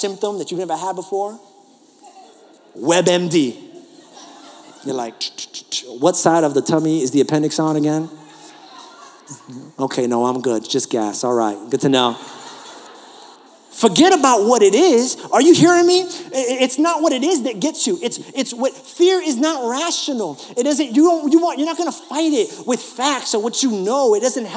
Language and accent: English; New York, United States; accent: New York; moved away; This is my New York